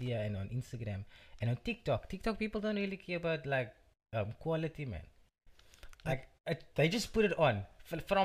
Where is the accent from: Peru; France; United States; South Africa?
South Africa; Cape Town, Western Cape; also born or lived in Belhar; Born and bred in Bishop Lavers, live in Bavel at the moment.